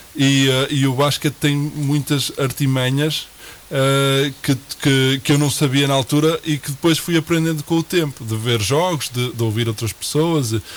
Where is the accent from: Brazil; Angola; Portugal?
Portugal; moved away as an adult; sendo português e tendo já alguns amigos no Porto